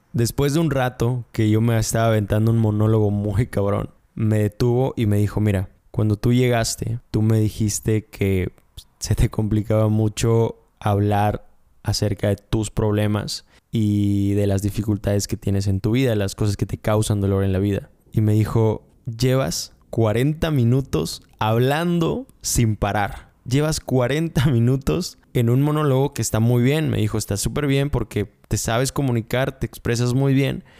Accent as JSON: {"language": "Spanish", "town": "Mérida", "region": "Yucatán", "country": "Mexico", "said": "yo soy de Mérida, y soy de Yucatán"}